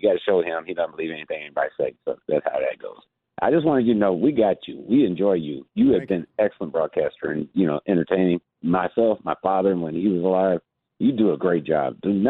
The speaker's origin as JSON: {"language": "English", "town": "Huntsville", "region": "Alabama", "country": "United States", "said": "I'm from Huntsville, Alabama, so you know I'm a Bama fan, you know, North Alabama."}